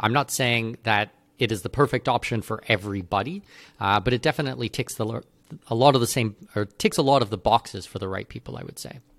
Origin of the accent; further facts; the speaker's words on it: Canada; moved away; I'm, I'm not an American citizen, I'm a Canadian citizen.